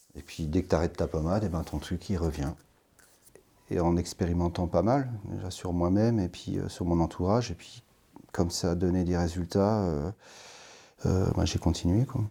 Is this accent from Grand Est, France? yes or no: yes; Lorraine, Grand Est, France; moved away as an adult; now in Valliguières, France; je viens de Lorraine, mais euh, je suis installé depuis une quinzaine d'années dans le sud de la France. J'habite à Valiguière maintenant.